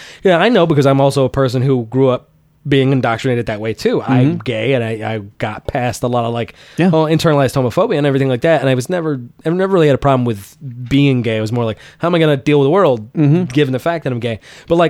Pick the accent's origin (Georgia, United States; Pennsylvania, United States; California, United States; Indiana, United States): Georgia, United States; growing up in Georgia